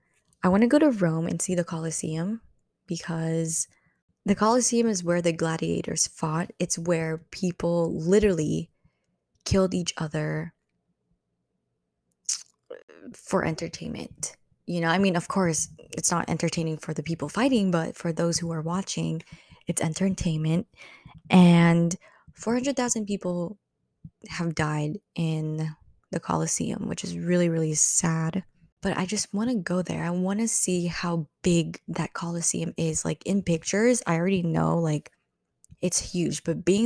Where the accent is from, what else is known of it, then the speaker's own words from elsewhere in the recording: Philippines; that is Philippines, which is my home country. I will always love the Philippines, and I will always go back there because I have a lot of family there